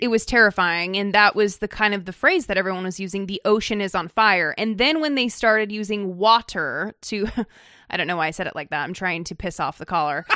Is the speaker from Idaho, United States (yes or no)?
yes; Idaho, United States; moved away; also born or lived in California; I was born in California and spent most of my formative years in Idaho